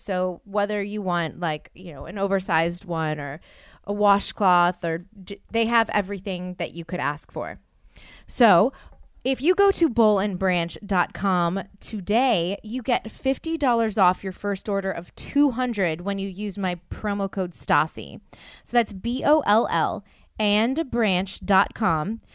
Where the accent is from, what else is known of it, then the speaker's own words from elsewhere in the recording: the South, United States; I'm from the South.